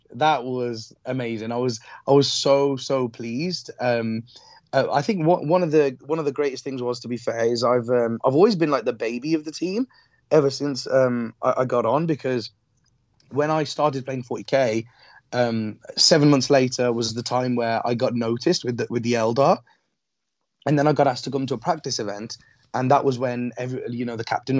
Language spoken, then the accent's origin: English; Midlands, United Kingdom; Like, you're from the Midlands, I'm from the Midlands.